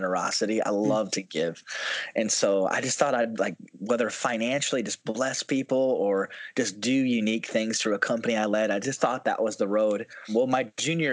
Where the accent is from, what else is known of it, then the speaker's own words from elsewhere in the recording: South Dakota, United States; I'm originally born and raised in South Dakota, grew up in the church